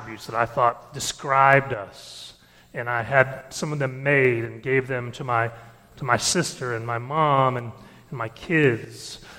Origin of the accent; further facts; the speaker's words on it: Detroit, Michigan, United States; born there; and I was born in Detroit, and then we moved down